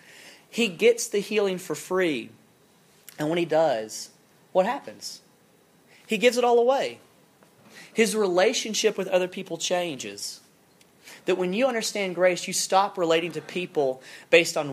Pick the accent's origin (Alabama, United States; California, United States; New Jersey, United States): Alabama, United States; South; moved away; I'm from South Alabama. I grew up, and we had some hunting land kind of growing up.